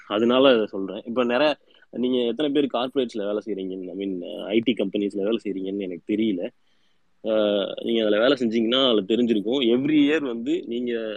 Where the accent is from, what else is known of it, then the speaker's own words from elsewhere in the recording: Tamil Nadu, India; நம்ம தமிழ்நாட்டுல